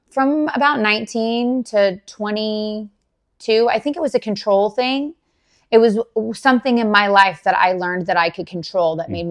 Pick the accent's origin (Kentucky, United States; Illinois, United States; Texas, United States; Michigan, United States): Texas, United States; Dallas; moved away as an adult; also born or lived in Garland, Texas; now in Jacksonville, United States; I was born and raised in Dallas, Texas